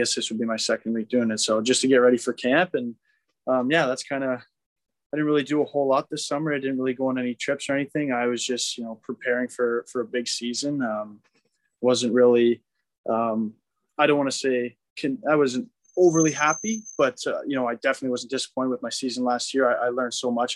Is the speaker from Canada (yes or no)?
yes; Waterloo, Ontario, Canada; moved away; I was back home in Canada. I'm from Waterloo, which is a little bit south of Toronto.